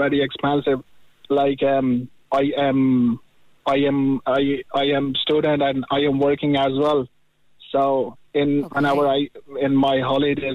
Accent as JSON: {"language": "English", "country": "Pakistan", "moved": "as an adult", "lives_now": "Ireland", "said": "I am from Pakistan"}